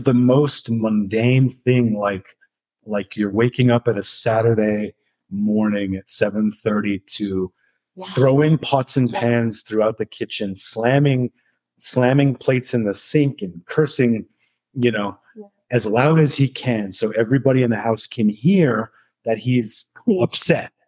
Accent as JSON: {"language": "English", "town": "Santa Fe", "region": "New Mexico", "country": "United States", "tie": "born or raised there", "moved": "as an adult", "said": "growing up in Santa Fe was interesting"}